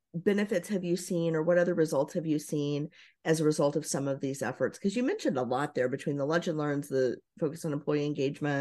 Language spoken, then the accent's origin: English; Southern Indiana, United States; I grew up in Southern Indiana, not too far from Louisville